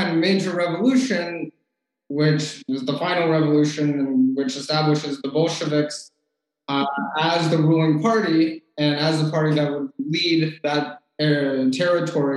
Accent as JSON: {"language": "English", "town": "Washington", "region": "District of Columbia", "country": "United States", "said": "I'm originally from the Washington, D.C. area."}